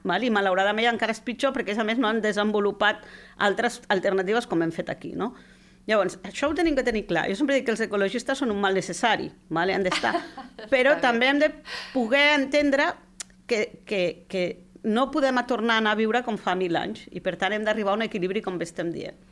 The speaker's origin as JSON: {"language": "Catalan", "town": "Barcelona", "region": "Catalonia", "country": "Spain", "moved": "as an adult", "lives_now": "Lleida, Spain", "said": "la gent que venim de Barcelona"}